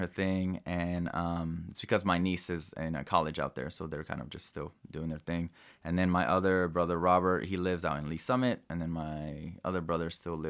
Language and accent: English; Mexico; And just growing up in Mexico, like my uncles or like my godmother's dad, like they were part of like trios and mariachi.